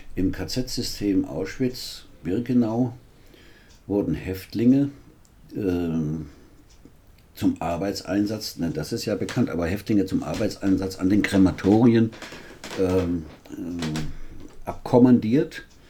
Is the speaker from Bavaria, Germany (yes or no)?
no; Weinheim, Baden-Württemberg, Germany; now in Marburg, Germany; in meiner ersten Heimatstadt Weinheim